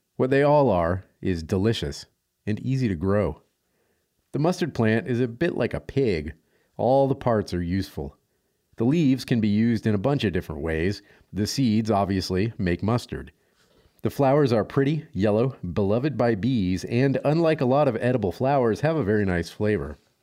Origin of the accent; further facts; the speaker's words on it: Louisiana, United States; I'm from Louisiana.